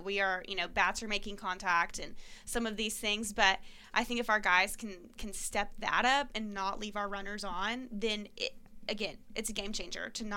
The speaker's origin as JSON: {"language": "English", "region": "Texas", "country": "United States", "moved": "yes", "said": "I am from Texas, and my team growing up was the Texas Rangers"}